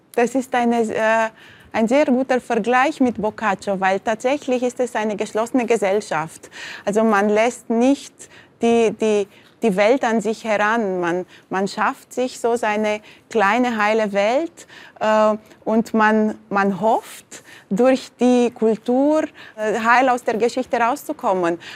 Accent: Bucharest, Romania; moved away; ich bin zwar sehr behütet aufgewachsen im Zentrum von Bukarest vis-à-vis -vis von der Oper

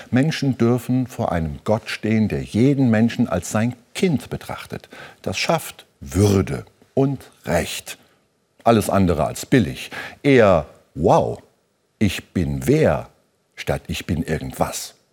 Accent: Saarbrücken, Saarland, Germany; Ein Mann aus der Stadt, ungefähr in meinem Alter, will wissen, wo kommen Sie her? Aus Saarbrücken, aus dem Saarland.

